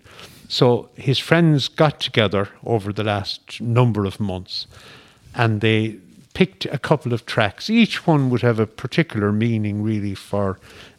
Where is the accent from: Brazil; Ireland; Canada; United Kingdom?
Ireland; Scarriff / Tuamgraney, East Clare, Munster; I'm from Scariff, Lucas, and Tuncraney